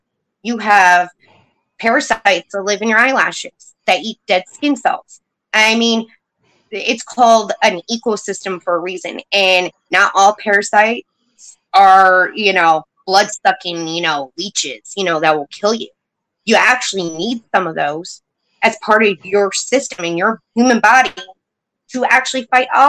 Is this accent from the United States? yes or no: yes; New York, United States; I was born and raised in New York